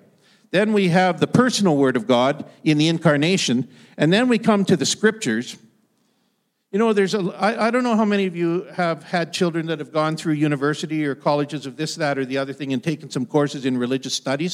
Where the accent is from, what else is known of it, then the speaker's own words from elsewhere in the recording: Ottawa Valley, Canada; I grew up in the Canadian Shield. If you travel the Ottawa Valley, it's the land of the great pine tree.